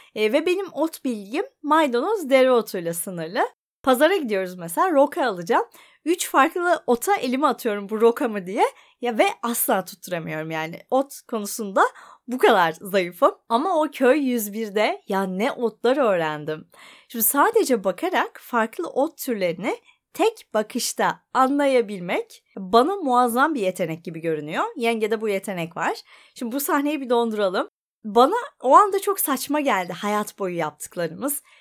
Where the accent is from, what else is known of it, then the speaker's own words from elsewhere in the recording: Ankara, Turkey; moved away as an adult; now in Bodrum, Turkey; ben Ankaralıyım.